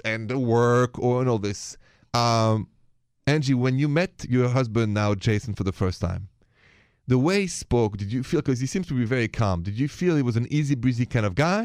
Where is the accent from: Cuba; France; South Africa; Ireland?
France; accent: French; The accent is French, français